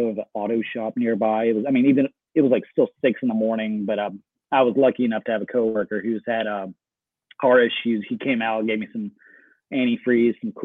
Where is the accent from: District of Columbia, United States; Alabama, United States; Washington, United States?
Alabama, United States; Birmingham; moved away as an adult; also born or lived in Penza, Russia; now in Murfreesboro, United States; I've grown up in Birmingham, Alabama. Went through high school there. Just Birmingham is home to me.